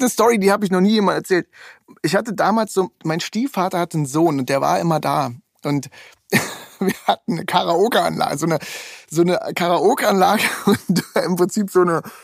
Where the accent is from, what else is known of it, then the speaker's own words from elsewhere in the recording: East Germany, Germany; ich komme aus dem Osten